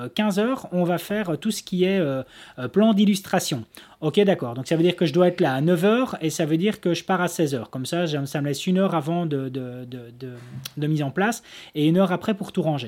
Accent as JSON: {"language": "French", "country": "Belgium", "said": "chez nous en Belgique"}